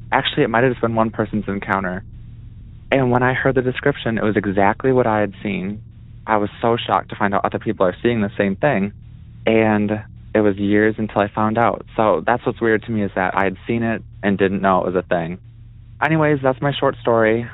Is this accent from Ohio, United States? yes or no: no; Wisconsin, United States; I'm from Wisconsin